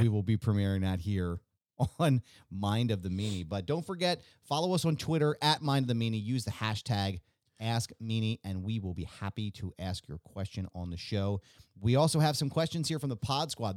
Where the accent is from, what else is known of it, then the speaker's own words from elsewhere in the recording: Bucks County, Pennsylvania, United States; where I grew up in Bucks County